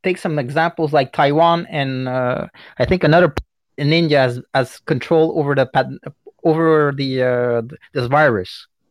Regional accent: Canada; I'm Canadian

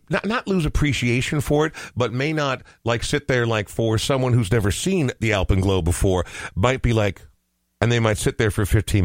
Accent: Montana, United States; So growing up in Montana, you know, I have friends who now call Montana home

